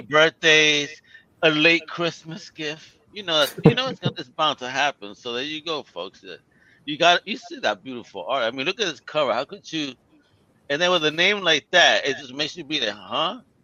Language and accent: English; United States; I'm American.